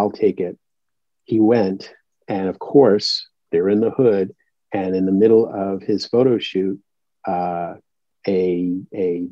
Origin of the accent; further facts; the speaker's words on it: New York, United States; I grew up here in New York